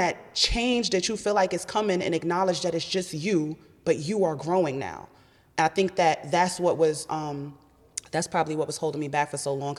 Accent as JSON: {"language": "English", "region": "New York", "country": "United States", "said": "I'm a New Yorker. Like, who are you talking to?"}